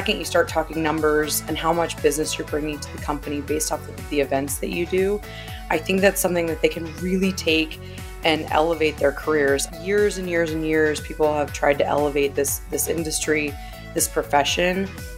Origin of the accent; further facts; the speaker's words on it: Japan; born there; I was born in Japan. My dad was a news reporter stationed there.